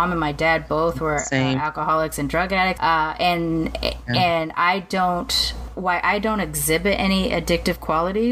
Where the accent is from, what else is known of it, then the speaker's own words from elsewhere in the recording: United States; even though I'm from America and I've come from Western culture, I did grow up immersed in Japanese culture too